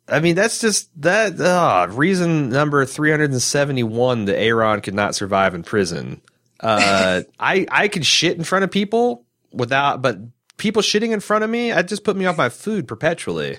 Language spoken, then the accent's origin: English; Midwest, United States; As a Midwesterner